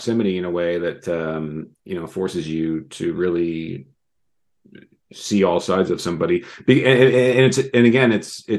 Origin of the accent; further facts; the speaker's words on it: Canada; as a Canadian